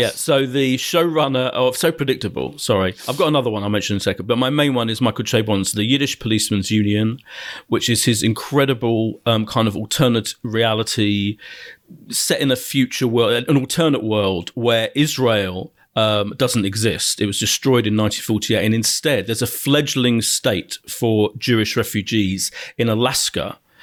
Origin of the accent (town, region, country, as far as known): Ilford, London, United Kingdom; born or raised there; also born or lived in Clapton, London